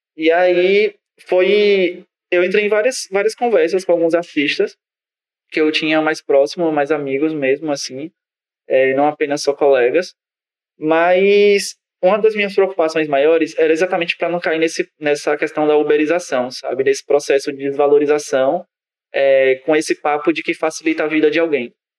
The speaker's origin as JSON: {"language": "Portuguese", "region": "Northeast Region", "country": "Brazil", "said": "nós que somos do Nordeste"}